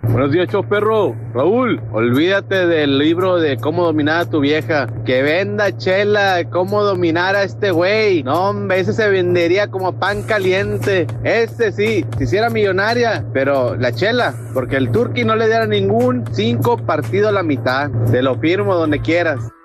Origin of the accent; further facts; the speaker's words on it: Mexico; soy mexicano